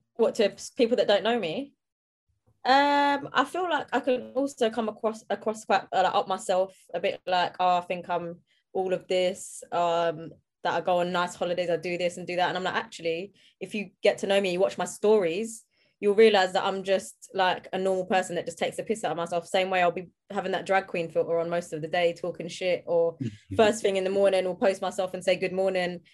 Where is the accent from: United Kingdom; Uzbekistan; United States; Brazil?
United Kingdom; London; I'm from South London